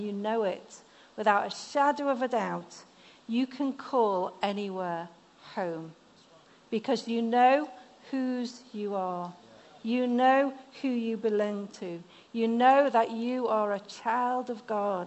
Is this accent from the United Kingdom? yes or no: yes; the north of England, United Kingdom; accent: northern; moved away; this northern lass that has northern words every now and again. My mum was German, so my accent isn't quite as strong as other northerners